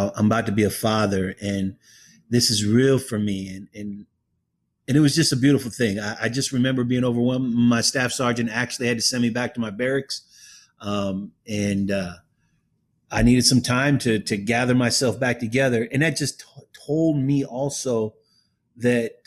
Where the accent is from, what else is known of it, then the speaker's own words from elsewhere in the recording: Oakland, California, United States; I'm from Oakland